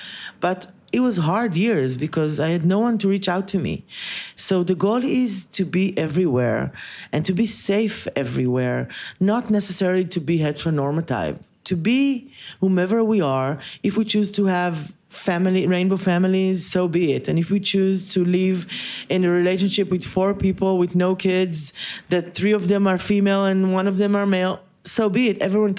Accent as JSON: {"language": "English", "town": "Haifa", "region": "Haifa District", "country": "Israel", "tie": "born or raised there", "said": "I was born and raised in Haifa, which is a northern city, really not that big, but just an hour and something drive from here. And I'm old."}